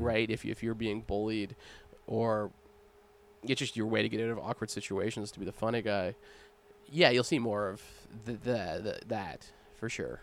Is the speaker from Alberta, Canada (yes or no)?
no; Nova Scotia, Canada; moved away as an adult; now in Victoria, Canada; growing up in Nova Scotia